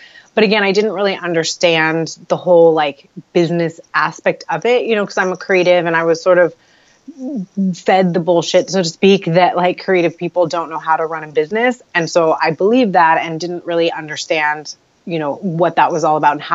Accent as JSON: {"language": "English", "town": "Los Angeles", "region": "California", "country": "United States", "tie": "born or raised there", "said": "I'm born and raised in Los Angeles"}